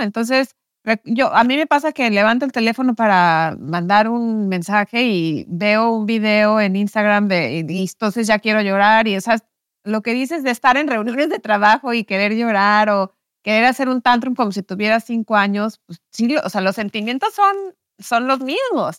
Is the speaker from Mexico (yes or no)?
yes; Mexico; moved away as an adult; also born or lived in New York; yo crecí en México en un, contexto, en una familia católica